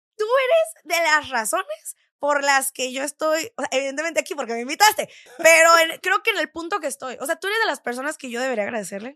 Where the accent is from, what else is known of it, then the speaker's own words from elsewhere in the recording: San Diego, California, United States; moved away as an adult; also born or lived in Tijuana, Mexico / Los Angeles, United States / Quebec City, Canada; now in Mexico City, Mexico; yo soy de Tijuana, ¿no? Sí. La mayoría de la gente de Tijuana es también de San Diego